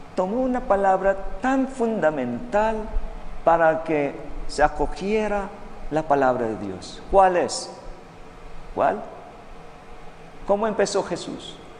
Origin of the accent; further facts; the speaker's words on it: Philippines; Spanish is a second language; moved away; Sí, yo no soy chino, soy filipino